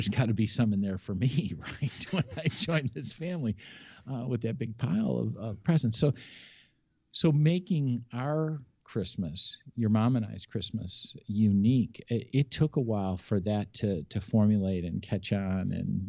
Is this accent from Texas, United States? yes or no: no; Buffalo, New York, United States; I was born and raised in Buffalo. And so we had a ton of family in Buffalo.